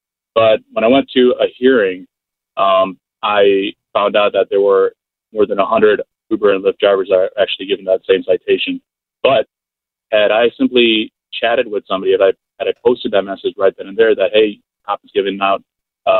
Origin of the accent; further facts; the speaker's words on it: Chicago, Illinois, United States; Chicago, which is my hometown